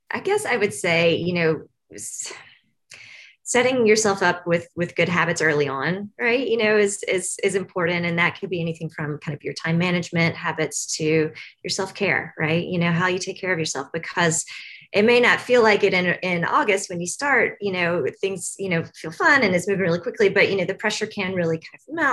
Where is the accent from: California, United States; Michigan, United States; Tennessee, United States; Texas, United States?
Tennessee, United States; I grew up in the South. Um, so I grew up just north of here in Tennessee.